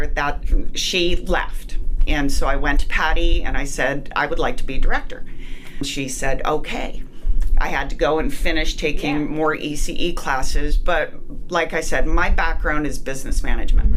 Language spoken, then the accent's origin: English; Winnipeg, Manitoba, Canada; moved away as an adult; I'm from Winnipeg, Canada, and I moved down here